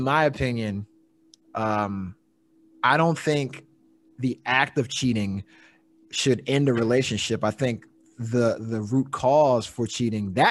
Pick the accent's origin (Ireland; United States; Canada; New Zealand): United States; East Coast; I grew up in the East Coast